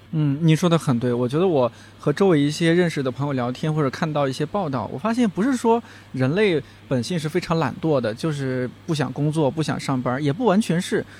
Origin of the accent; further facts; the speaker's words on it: China; 我们尤其作为中国人